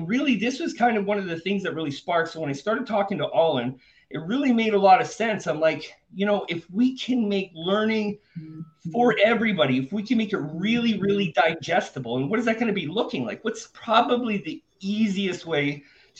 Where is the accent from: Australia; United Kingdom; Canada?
Canada; moved away as an adult; now in Panama; I was born and raised in Canada. I'm currently living in Panama